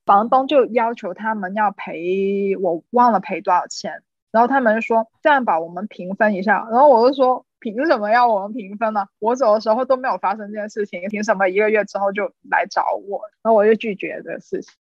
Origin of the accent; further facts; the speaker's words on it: China; moved away as an adult; 作为一个中国人